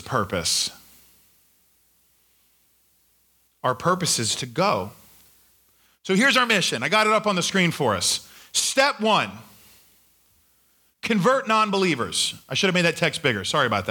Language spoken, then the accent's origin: English; Australia; now in United States; When I was growing up in Australia, I took this, my teacher taught me what to do if I was ever approached by the Queen of England